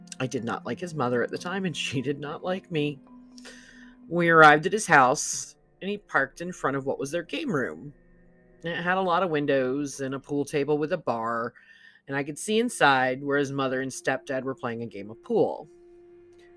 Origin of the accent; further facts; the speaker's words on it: Broward County, South Florida, United States; I grew up in South Florida, Broward County, to be exact.